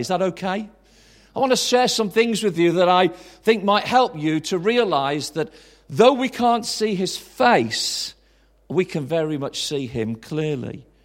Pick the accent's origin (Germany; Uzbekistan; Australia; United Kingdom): United Kingdom; Tamworth, West Midlands; also born or lived in Swansea / High Wycombe; now in Birmingham, United Kingdom; I'm from Tamworth